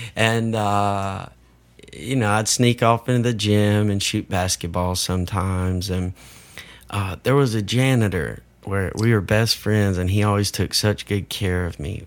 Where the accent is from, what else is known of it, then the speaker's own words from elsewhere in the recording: Iuka, Mississippi, United States; growing up in Iuka Elementary